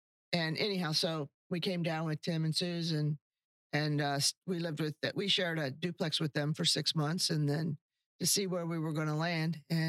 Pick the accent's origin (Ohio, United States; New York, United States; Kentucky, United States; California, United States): Ohio, United States; Baltimore; moved away as an adult; now in Florida, United States; We're both from Central Ohio. We grew up in a small town called Baltimore, Ohio, mm-hmm. southeast of Columbus. And we grew up in the same town.